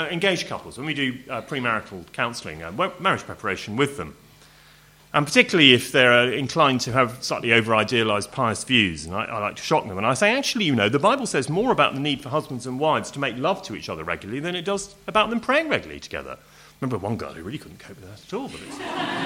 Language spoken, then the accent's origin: English; Home Counties, South East England, United Kingdom; I'm home counties English, you know, middle class public school, very uptight kind of family